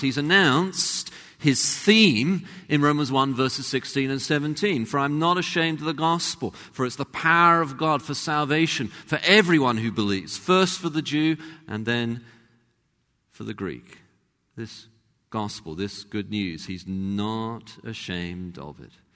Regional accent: London, United Kingdom; accent: English; moved away as an adult; now in United States; was from the same kind of part of London. But also, having been in America by then for about 10 years

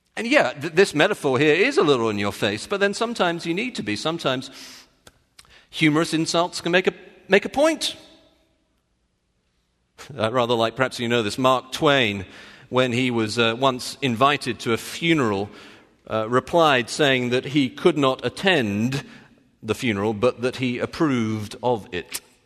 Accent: United Kingdom; I'm British

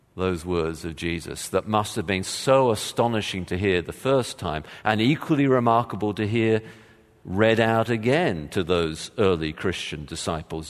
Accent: England, United Kingdom; moved away; I did play, um, soccer growing up, of course, as just about every Englishman has

